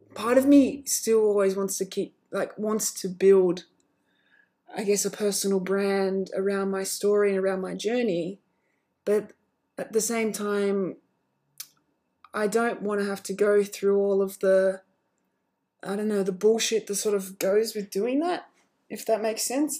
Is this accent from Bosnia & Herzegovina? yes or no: no; Australia; I am Australian. You know, that's where I'm from.